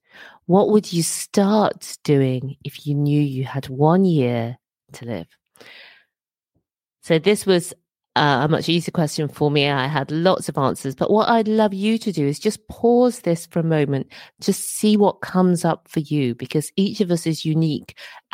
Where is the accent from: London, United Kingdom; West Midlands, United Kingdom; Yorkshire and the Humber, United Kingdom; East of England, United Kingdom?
West Midlands, United Kingdom; Birmingham; also born or lived in Dorset / Edinburgh; I've lived in a number of places. I grew up in Birmingham. I was born in Dorset. My dad was in the army, grew up in Birmingham, and lived in Edinburgh for over 15 years.